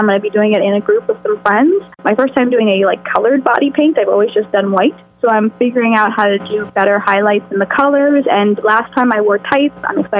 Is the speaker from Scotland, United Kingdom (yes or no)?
yes; Scotland, United Kingdom; Why is there an E? Because I'm Scottish. That is actually the Isle of Skye.